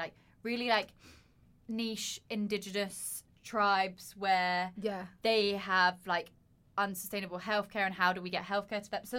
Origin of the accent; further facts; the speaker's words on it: Surrey, South East England, United Kingdom; my home is Surrey, if you didn't know. I'm from Dan's Earth, if you wouldn't know.